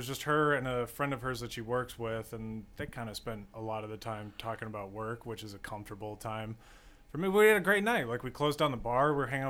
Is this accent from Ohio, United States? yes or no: no; St. Charles, Illinois, United States; St. Charles.